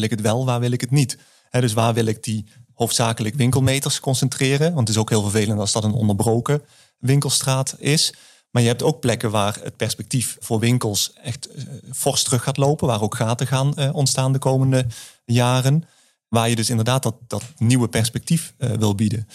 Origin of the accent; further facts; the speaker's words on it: the south, Netherlands; accent: southern; aan mijn tongval hoor je misschien ook dat ik eh, uit het, eh, uit het zuiden kom.